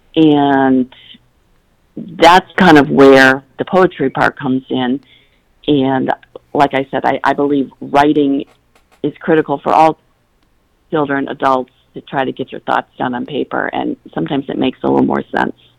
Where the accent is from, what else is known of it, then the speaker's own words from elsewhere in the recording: Battle Creek, Michigan, United States; growing up in Battle Creek, Michigan, as you said, it is farmland